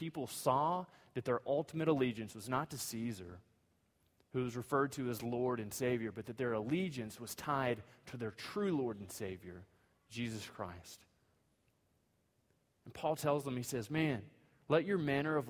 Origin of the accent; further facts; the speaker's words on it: United States; being an American citizen